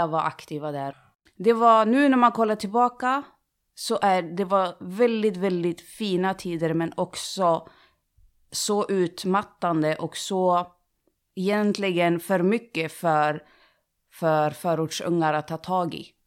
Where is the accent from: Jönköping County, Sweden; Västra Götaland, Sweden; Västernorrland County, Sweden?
Västernorrland County, Sweden; Sundsvall; moved away as an adult; now in Gothenburg, Sweden; jag växte upp i Sundsvall, flyttade till Göteborg